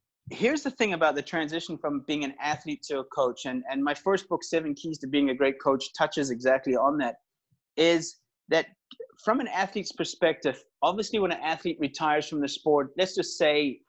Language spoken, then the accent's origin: English; South Africa; also born or lived in Northern Ireland; I was born in Northern Ireland. I was actually born in the same hospital as Rory McIlroy, the golfer. Then immigrated to South Africa. So that's probably where you hear the accent from when I was 6 years old. I was educated in South Africa